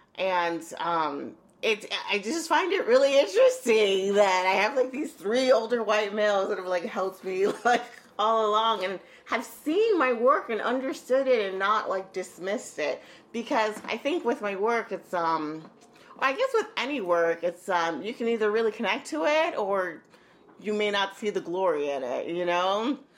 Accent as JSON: {"language": "English", "town": "Holyoke", "region": "Massachusetts", "country": "United States", "tie": "born or raised there", "also_born_or_lived": "Arecibo, Puerto Rico / New York City", "said": "I must have been around two years old, and we moved to Holyoke, Massachusetts"}